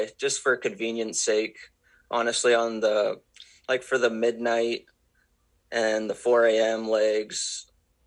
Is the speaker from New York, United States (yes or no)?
no; Maine, United States; I grew up in Maine and I was 12 years old